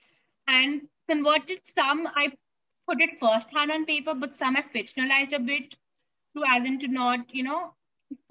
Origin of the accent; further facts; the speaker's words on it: India; I'm a teen author, blogger, and literature advocate from India. And I was born and brought up here